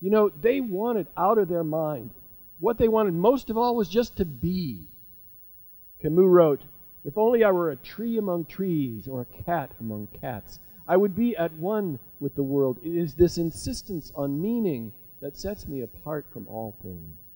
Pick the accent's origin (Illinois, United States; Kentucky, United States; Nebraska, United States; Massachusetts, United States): Nebraska, United States; Jewish kid in a small town in Nebraska